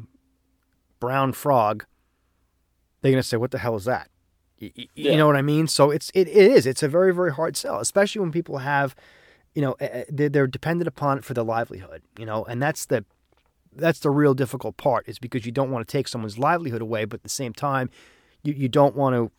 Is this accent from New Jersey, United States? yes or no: no; New York, United States; I'm from New York.